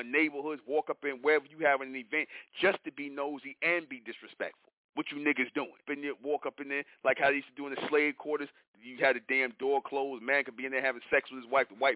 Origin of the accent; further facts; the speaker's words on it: New York, United States; I'm from New York